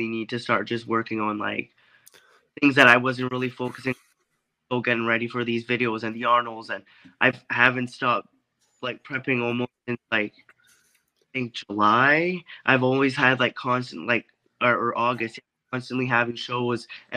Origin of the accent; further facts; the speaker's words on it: Canada; I had just moved back here in my hometown